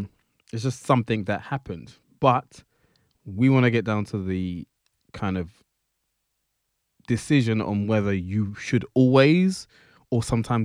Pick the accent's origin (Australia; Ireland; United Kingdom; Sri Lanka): United Kingdom; Sorry, I'm being very British.